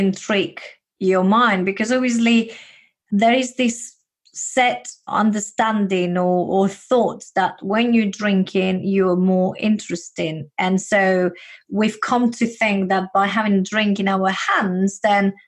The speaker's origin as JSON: {"language": "English", "country": "Spain", "accent": "Spanish", "second_language": "English", "moved": "yes", "lives_now": "United Kingdom", "said": "when I moved to the UK, because I do have this Spanish accent of mine"}